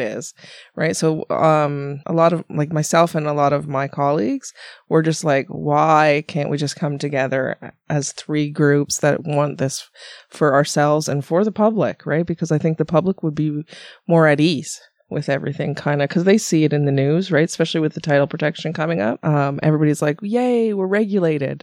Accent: Ontario, Canada; moved away; I came from Ontario, blah, blah, blah." And I did all my schooling, most of my schooling out there.

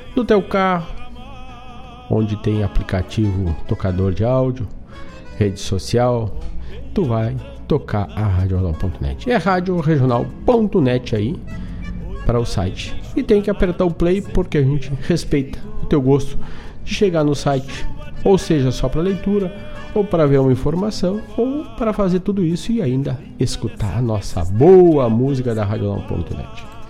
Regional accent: Herval, Rio Grande do Sul, Brazil; o festival Grito do Quero Quero, que é lá da minha terra de Ervaldo Sul

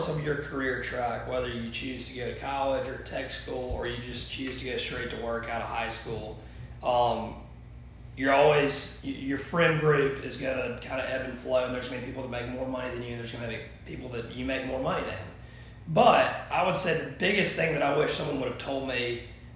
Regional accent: Thomasville, Georgia, United States; I born and raised in Thomasville, graduated from Thomas County Central in 2008

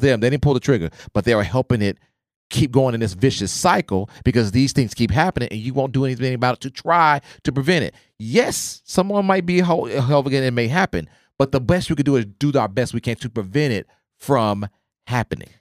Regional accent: Oklahoma, United States; I grew up in Oklahoma

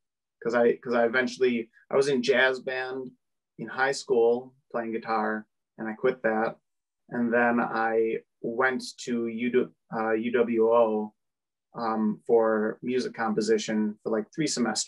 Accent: Oshkosh, Wisconsin, United States; moved away as an adult; now in Milwaukee, United States; I'm from Oshkosh

